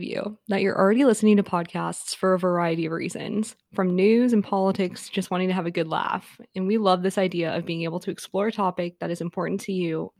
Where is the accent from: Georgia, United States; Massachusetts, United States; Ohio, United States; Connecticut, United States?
Georgia, United States; I was also born and raised in Georgia